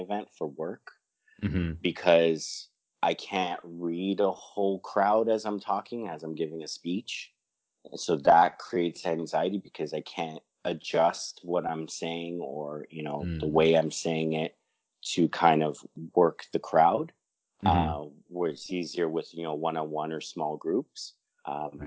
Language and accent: English; Toronto, Ontario, Canada; born and raised in Toronto